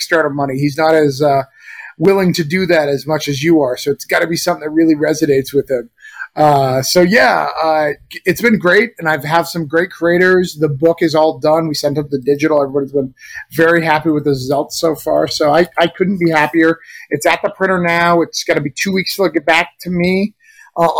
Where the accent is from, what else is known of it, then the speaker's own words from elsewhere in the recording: Rochester, New Hampshire, United States; That place that it's set in is Rochester, New Hampshire, which is my hometown.